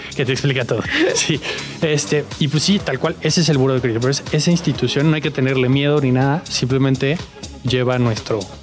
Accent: Mexico City, Mexico; also born or lived in United States; yo, nací aquí en la Ciudad de México eh, en el 96, tengo 27 años

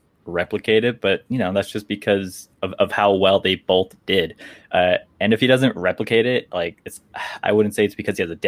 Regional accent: California, United States; I was born and raised in California

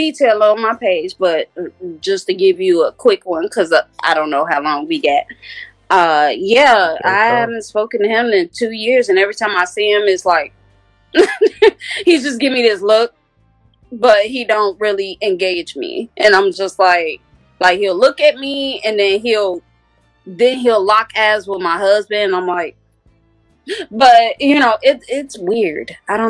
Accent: Nigeria; As far as my Nigerian community, I hope and pray and wish and everything that I can in my power to bring something to that culture.

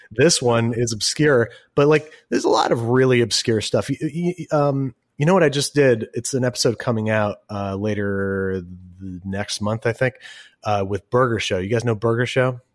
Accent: Rochester, New York, United States; I'm from Rochester, New York.

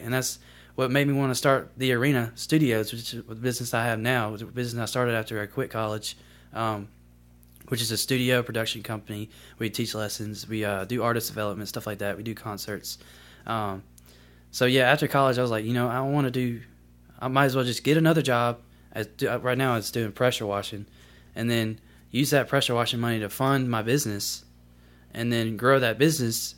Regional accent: Columbus, Mississippi, United States; also born or lived in Greenville, Mississippi; I'm from, uh, originally from Greenville, Mississippi, but I moved to Columbus when I was about three. So, I kinda grew up in Columbus, Mississippi.

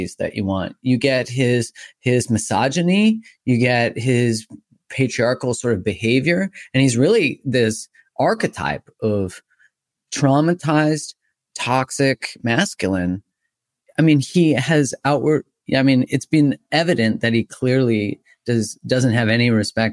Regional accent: Canada; I'm Canadian

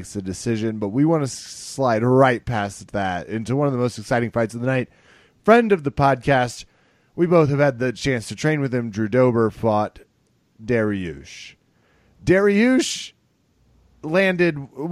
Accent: Wichita, Kansas, United States; my hometown

